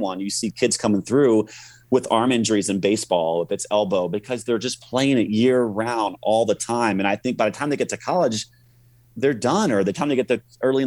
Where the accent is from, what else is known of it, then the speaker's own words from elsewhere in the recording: Orlando, Florida, United States; I grew up in Orlando, Florida